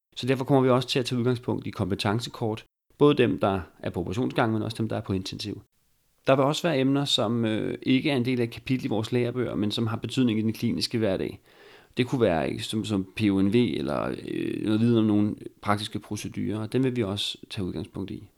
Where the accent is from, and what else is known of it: Bornholm, Capital Region of Denmark, Denmark; accent: Bornholm dialect